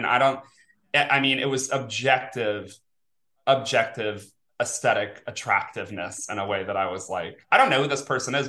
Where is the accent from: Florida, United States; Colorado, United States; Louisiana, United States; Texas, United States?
Louisiana, United States; New Orleans; moved away as an adult; also born or lived in Lafayette, Louisiana / San Francisco Bay Area, California; And born and raised. And then I lived in Lafayette, Louisiana for about 10 years. And then the Bay Area for a while until pandemic. And then back to New Orleans